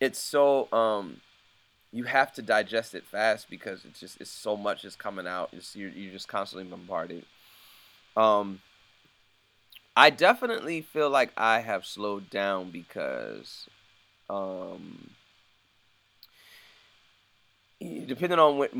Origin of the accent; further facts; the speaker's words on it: United States; me being American and me, you know, being African American